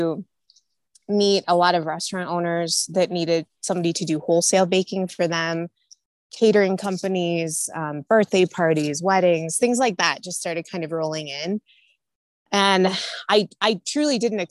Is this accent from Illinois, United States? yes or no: yes; Illinois, United States; moved away as an adult; now in Denver, United States; I'm originally from Illinois. I'm a Midwest girl, grew up there, went to college there.